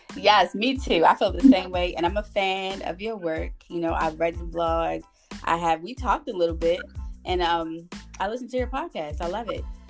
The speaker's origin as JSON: {"language": "English", "town": "Baltimore", "region": "Maryland", "country": "United States", "said": "I'm from Baltimore"}